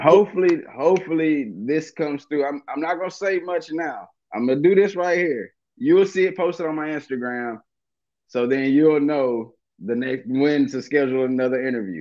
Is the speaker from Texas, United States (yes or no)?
yes; Dallas, Texas, United States; also born or lived in Watts, Los Angeles; now in Los Angeles, United States; I'm from Dallas